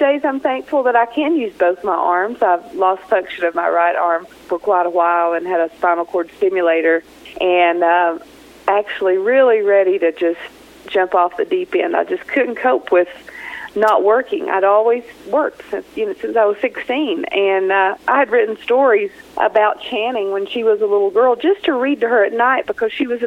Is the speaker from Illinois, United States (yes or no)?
no; Kentucky, United States; moved away as an adult; now in Taos, United States; I'm from Kentucky.